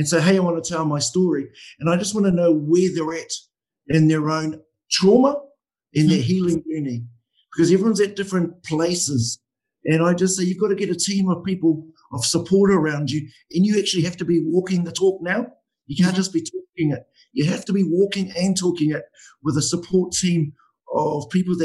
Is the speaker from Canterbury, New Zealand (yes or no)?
no; Lake Waikaremoana, Hawke's Bay, New Zealand; I'm from Waikare Moana